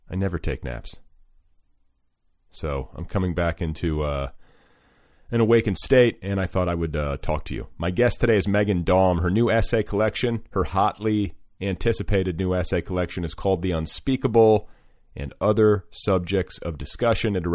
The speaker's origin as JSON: {"language": "English", "town": "Mandan", "region": "North Dakota", "country": "United States", "tie": "born or raised there", "said": "while driving back and forth from my hometown of Mandan, North Dakota and Big Sky, Montana."}